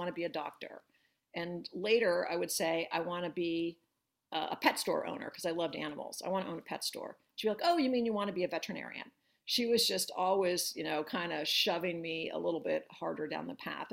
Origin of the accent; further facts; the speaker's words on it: Northern New Jersey, United States; moved away as an adult; also born or lived in New York / Boston; now in Philadelphia, United States; So I'm a Jersey girl. I grew up in Northern Jersey.